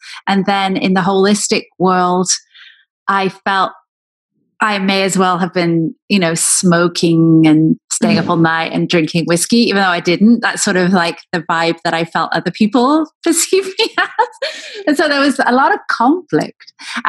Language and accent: English; Wales, United Kingdom; also born or lived in England; now in United States; But also then moving to England when I was from Wales and feeling the pull between those two cultures, and then moving to America.